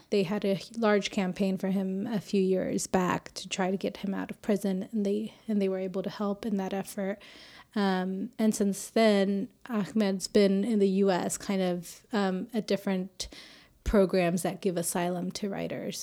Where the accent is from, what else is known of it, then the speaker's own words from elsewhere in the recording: Austin, Texas, United States; moved away as an adult; also born or lived in Houston / New York / Egypt; now in Las Vegas, United States; I was born and raised in Austin